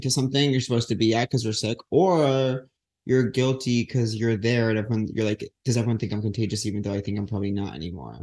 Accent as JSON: {"language": "English", "town": "Huntington", "region": "New York", "country": "United States", "tie": "born or raised there", "moved": "yes", "said": "Huntington's like my hometown"}